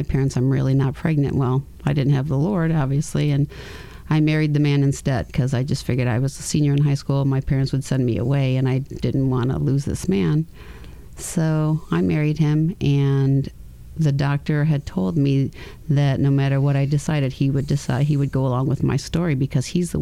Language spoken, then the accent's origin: English; Grand Island, New York, United States; also born or lived in California; A place called Grand Island, New York, in a little village called Ferry Village